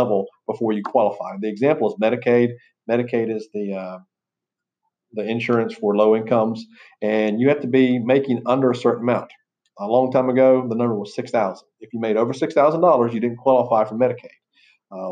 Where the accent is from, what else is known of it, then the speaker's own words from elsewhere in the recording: Florida, United States; I'm from Florida